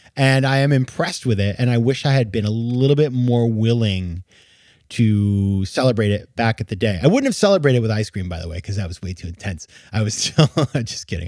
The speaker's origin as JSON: {"language": "English", "region": "New England", "country": "United States", "tie": "born or raised there", "said": "I grew up in New England"}